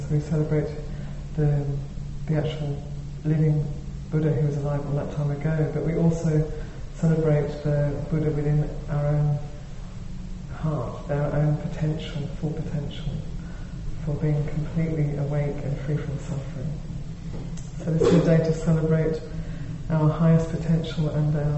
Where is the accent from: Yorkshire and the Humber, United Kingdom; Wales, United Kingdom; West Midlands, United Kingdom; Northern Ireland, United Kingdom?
Wales, United Kingdom; now in San Francisco, United States; I come from Wales in the UK